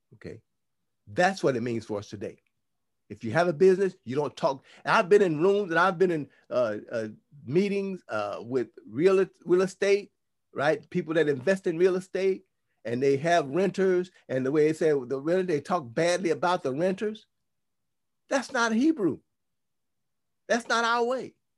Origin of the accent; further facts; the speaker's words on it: United States; because we grew up in the United States of America, we grew up in Rome, our mindset is European